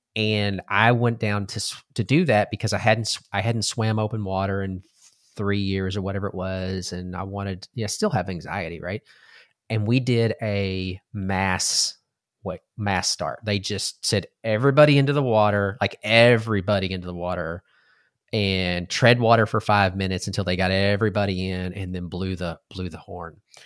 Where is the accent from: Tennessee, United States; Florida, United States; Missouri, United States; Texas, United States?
Texas, United States; growing up in Texas, we were trained or, uh, you ate everything on your plate, right? That's just how we were raised